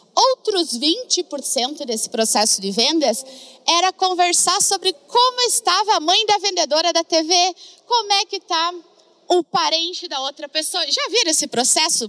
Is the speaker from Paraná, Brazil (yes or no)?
no; Rio Grande do Sul, Brazil; accent: gaúcho; moved away; also born or lived in Florianópolis; Não sei se vocês já perceberam pelo sotaque, mas uma gaúcha que já andou por todo que lado, mas o sotaque ele não me deixa.